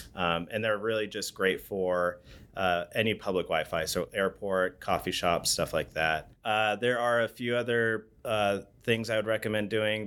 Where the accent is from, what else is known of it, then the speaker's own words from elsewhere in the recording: Bend, Oregon, United States; born and raised in Bend, Oregon.